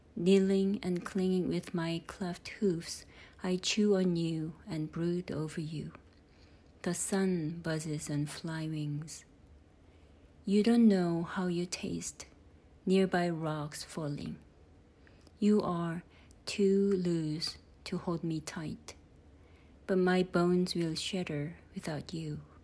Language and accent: English; South Korea; English is a second language; moved away as an adult; also born or lived in United Kingdom / United States; now in Livermore, United States; I was born and raised in South Korea and moved to English speaking countries. First the UK in 2003, then the USA in 2006